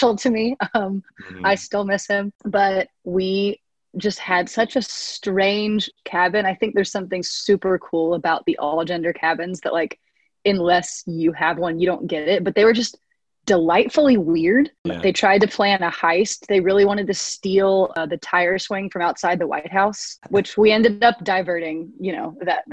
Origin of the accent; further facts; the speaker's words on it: Nashville, Tennessee, United States; I'm from Nashville, Tennessee